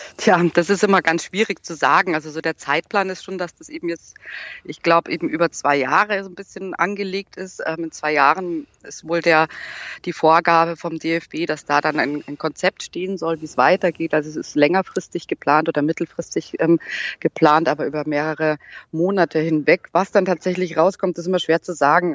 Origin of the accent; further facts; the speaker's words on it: Munich, Bavaria, Germany; ich komme aus München